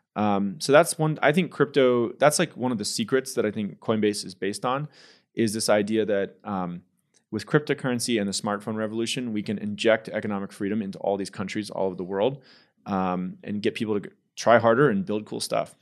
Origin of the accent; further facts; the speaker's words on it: San Jose, California, United States; moved away as an adult; also born or lived in Houston, Texas; I grew up in the Bay Area, San Francisco Bay Area. In San Jose, California